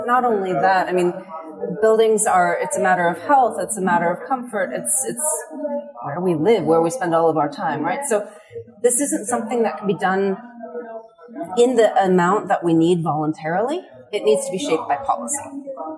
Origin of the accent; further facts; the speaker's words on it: California, United States; moved away as an adult; I come originally from California. I've been on this side of the Atlantic for half of my life now